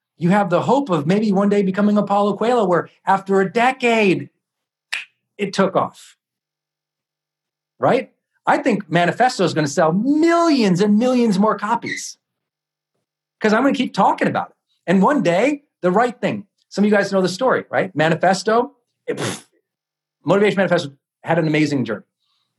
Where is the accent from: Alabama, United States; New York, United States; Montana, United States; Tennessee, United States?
Montana, United States; I'm a kid from Montana, and I grew up in the part of town